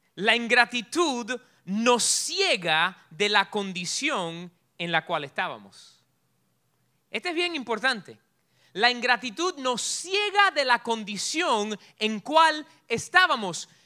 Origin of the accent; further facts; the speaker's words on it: Cuba; moved away; yo soy bien cubano